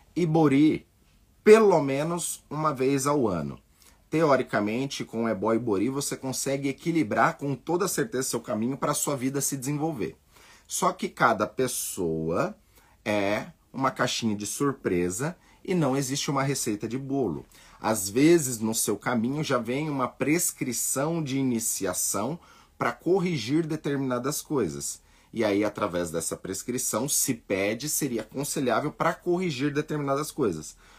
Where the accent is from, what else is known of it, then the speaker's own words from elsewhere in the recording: Brazil; nós somos brasileiros, nascemos aqui